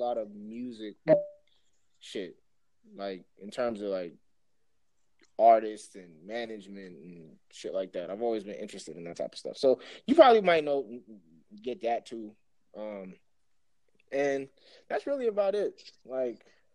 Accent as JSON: {"language": "English", "country": "Jamaica", "said": "you definitely know off rip I'm from Jamaica"}